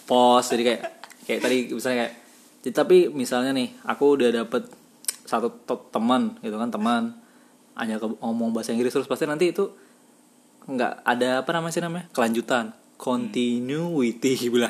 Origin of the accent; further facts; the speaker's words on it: Kalimantan, Indonesia; aku bukan dari kota aku dari desa yang terpencil